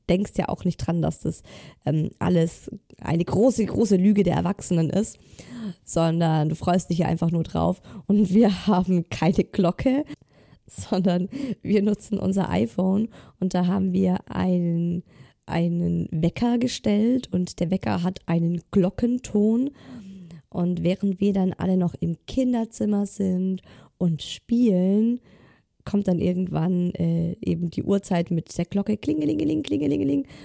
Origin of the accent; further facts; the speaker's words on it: Southern Germany, Germany; Ich komme aus Süddeutschland